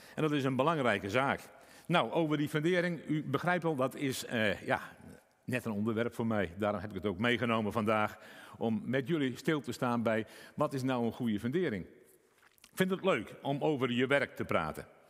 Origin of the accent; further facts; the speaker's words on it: Friesland, Netherlands; ik uit Friesland kom